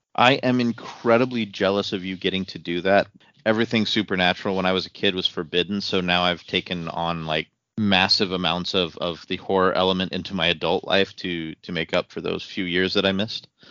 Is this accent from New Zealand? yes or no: no; Casper, Wyoming, United States; I was a Mustang from Natrona County.